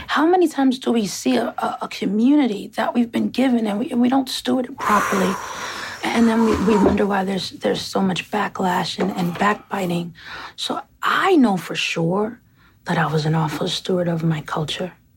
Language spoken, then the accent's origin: English; New York, United States; moved away; also born or lived in Atlanta, Georgia; as a New Yorker